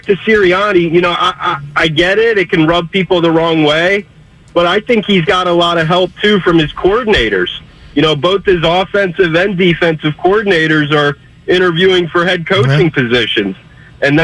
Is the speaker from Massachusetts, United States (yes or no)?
no; Philadelphia, Pennsylvania, United States; now in Los Gatos, United States; I'm from Philly originally